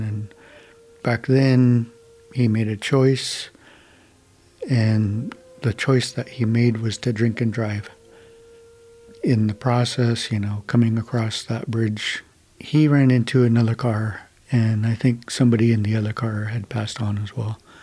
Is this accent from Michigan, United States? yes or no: no; Lummi, Washington, United States; I'm from Lummi